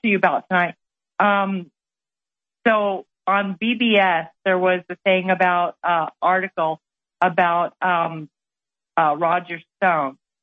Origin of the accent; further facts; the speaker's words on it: New Mexico, United States; I'm from New Mexico, four generations